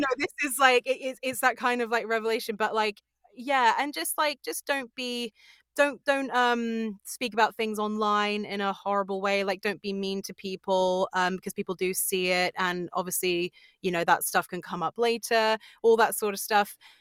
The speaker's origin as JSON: {"language": "English", "area": "Sussex", "region": "South East England", "country": "United Kingdom", "said": "I'm from Sussex, yeah, so it's like South England"}